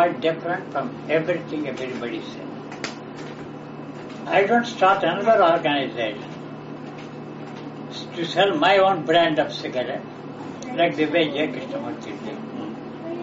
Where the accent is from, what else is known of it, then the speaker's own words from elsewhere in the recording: India; I was born in India